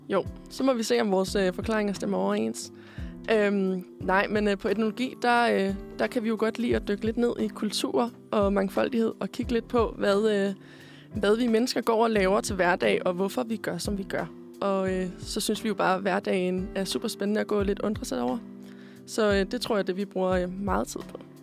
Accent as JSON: {"language": "Danish", "town": "Korsør", "region": "Zealand", "country": "Denmark", "moved": "as an adult", "lives_now": "Copenhagen, Denmark", "said": "kommer jeg faktisk oprindeligt fra Korsør. Øhm, men jeg bor på Østerbro"}